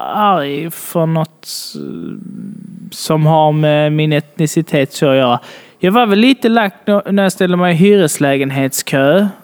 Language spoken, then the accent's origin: Swedish; Sweden